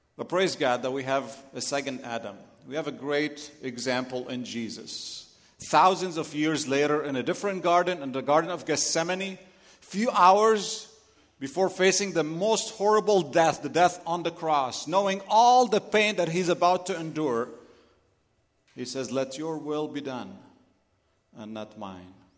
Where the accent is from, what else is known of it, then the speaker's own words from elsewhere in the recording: Lebanon; accent: Lebanese; English is a second language; moved away; If you're wondering where my accent is from, I'm Lebanese